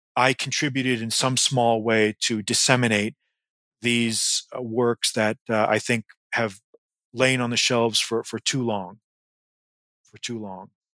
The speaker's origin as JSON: {"language": "English", "region": "Massachusetts", "country": "United States", "tie": "born or raised there", "said": "I grew up in Massachusetts"}